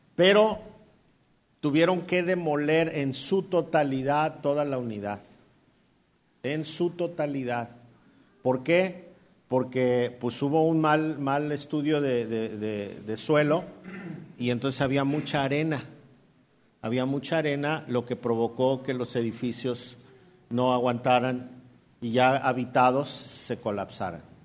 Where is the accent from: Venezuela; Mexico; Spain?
Mexico; Mexico City; moved away as an adult; also born or lived in Coacalco, State of Mexico / Ecatepec, State of Mexico; nosotros somos chilangos. Y no me avergüenzo de ser chilango.